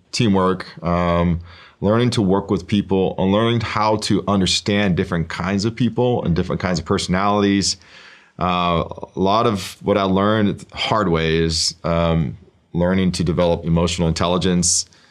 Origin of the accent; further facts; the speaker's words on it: Oregon, United States; I grew up in Oregon. Um, my, I lived there my entire life